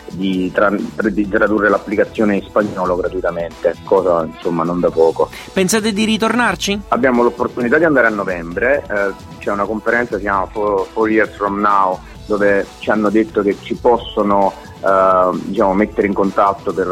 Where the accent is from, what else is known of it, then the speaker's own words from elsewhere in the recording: Caserta, Campania, Italy; noi siamo napoletani in realtà casertani